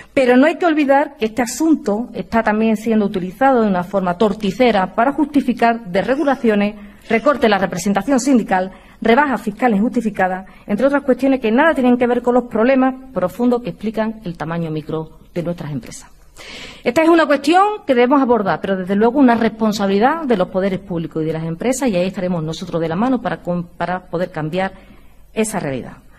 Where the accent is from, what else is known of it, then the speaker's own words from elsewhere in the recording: Andalusia, Spain; mi tierra, de Andalucía